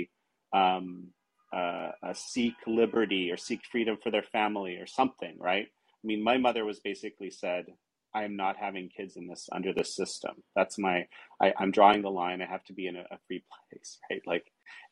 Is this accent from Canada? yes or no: yes; Toronto, Ontario, Canada; born or raised there